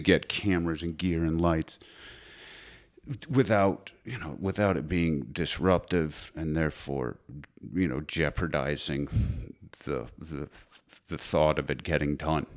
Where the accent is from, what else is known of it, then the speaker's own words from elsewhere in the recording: Connecticut, United States; also born or lived in New York; I'm from Connecticut